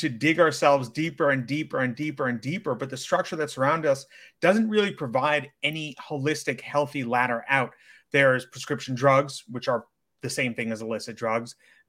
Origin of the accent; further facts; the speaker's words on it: New York City, New York, United States; I'm an online coach based in and born and raised in New York City